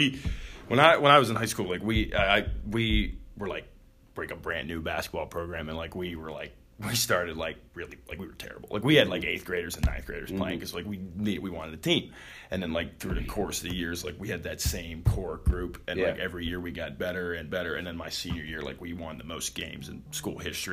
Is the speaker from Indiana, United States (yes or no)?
no; Cleveland, Ohio, United States; now in New Concord, United States; I'm from Cleveland, so we're right by the lake, and we get snow in April